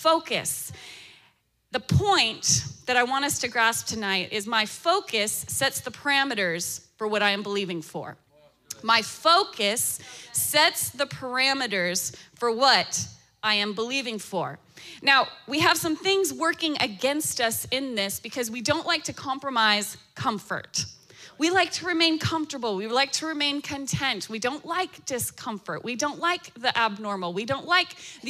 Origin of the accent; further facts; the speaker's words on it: Alaska, United States; now in Florida, United States; I'm born and raised in Alaska. I'm talking rural village of Alaska.